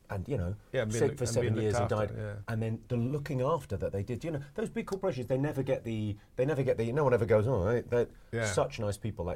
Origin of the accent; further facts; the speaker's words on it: Slough, South East England, United Kingdom; Slough, pretty much. And so I grew up just on the Farnham Road, just under the Mars factory.